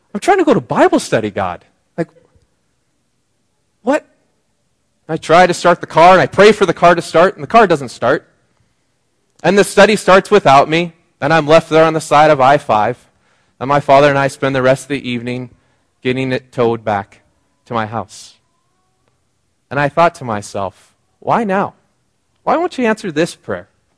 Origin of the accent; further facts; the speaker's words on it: Seattle area, Washington, United States; moved away as an adult; now in British Columbia, Canada; I went home. My parents live outside of Seattle, and I was commuting to Seattle. And because I wasn't a regular in the area, my hometown